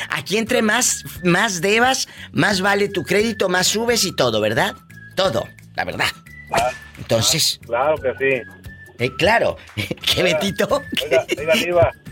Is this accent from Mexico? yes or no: yes; Mexico; now in United States; cuando uno como mexicano o como latino sacamos cosas fiadas, porque es cultural.